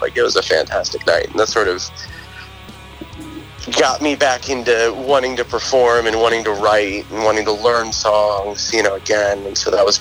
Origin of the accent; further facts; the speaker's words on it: Southern Maryland, United States; when I grew up here, I grew up in Lesbia. I mean, I grew up in White Sands